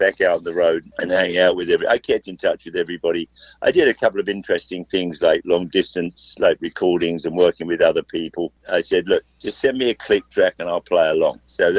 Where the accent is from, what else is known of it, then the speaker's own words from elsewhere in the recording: England, United Kingdom; now in United States; When I grew up in England